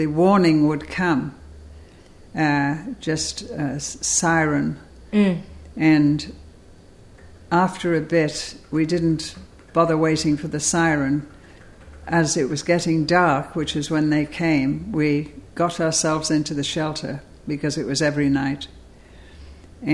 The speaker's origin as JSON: {"language": "English", "town": "Liverpool", "region": "North West England", "country": "United Kingdom", "tie": "born or raised there", "also_born_or_lived": "Cambridge", "moved": "as an adult", "lives_now": "United States"}